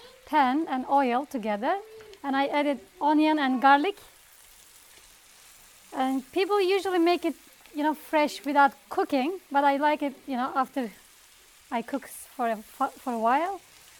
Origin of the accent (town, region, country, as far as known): Istanbul, Turkey; English is a second language